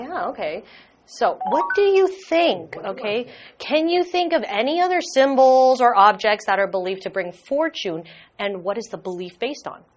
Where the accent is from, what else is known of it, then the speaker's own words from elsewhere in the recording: Singapore; I come from Singapore